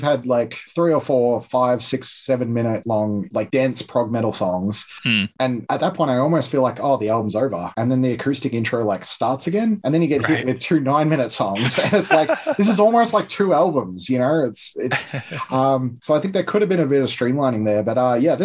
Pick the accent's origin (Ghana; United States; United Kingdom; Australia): Australia; Melbourne, Victoria; We're both from Melbourne